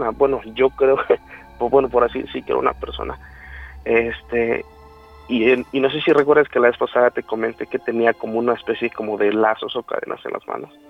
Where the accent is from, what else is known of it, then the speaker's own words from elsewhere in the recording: Morelos, Mexico; Yo soy de Morelos.